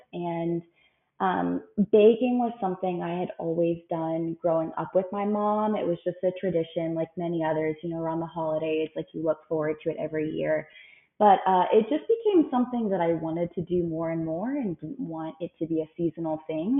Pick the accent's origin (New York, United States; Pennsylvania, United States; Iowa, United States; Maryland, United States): Maryland, United States; Frederick; now in Phoenix, United States; I'm from Frederick, Maryland. I have lived in the Phoenix, Arizona area for the last few years